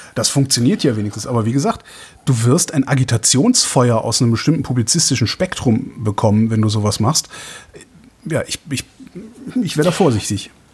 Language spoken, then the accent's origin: German; Cologne, North Rhine-Westphalia, Germany; ist meine Heimatstadt. Ich bin Kölner